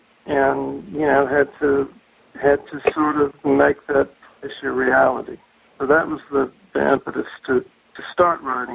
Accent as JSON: {"language": "English", "region": "the South", "country": "United States", "tie": "born or raised there", "lives_now": "Massachusetts, United States", "said": "which is something that I got used to growing up in the South. People had a great deal of affinity for the place where they lived. And that was something that I found when I moved to Massachusetts."}